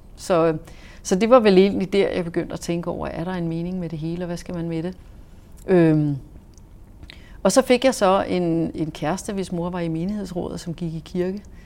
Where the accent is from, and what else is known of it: Denmark; also born or lived in Saudi Arabia